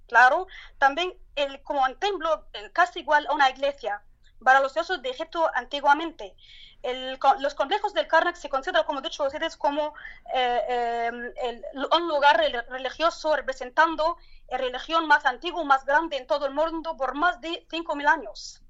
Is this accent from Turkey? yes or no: yes; Turkey; Spanish is a second language; en mi país, en el de la Turquía